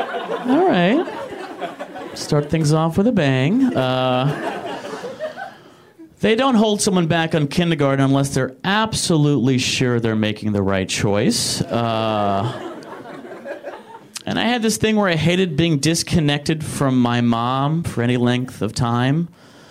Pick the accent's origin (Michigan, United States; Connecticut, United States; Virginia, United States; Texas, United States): Michigan, United States; moved away as an adult; I'm from Michigan originally